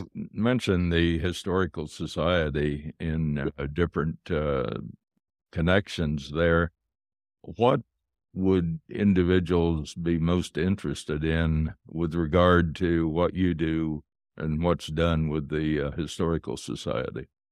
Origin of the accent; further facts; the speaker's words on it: United States; moved away as an adult; now in Canada; I'm an American to begin with, been in Canada twenty-one years